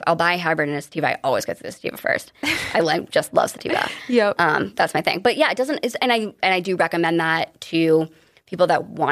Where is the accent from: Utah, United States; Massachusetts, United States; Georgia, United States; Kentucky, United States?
Massachusetts, United States; Cape Cod; I grew up on the Cape